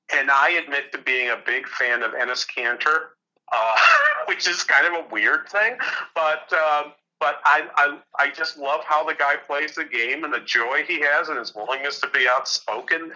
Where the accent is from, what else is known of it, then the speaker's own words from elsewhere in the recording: Manchester, New Hampshire, United States; now in St. Cloud, United States; I'm from, I'm from Manchester, New Hampshire originally, or Manchester.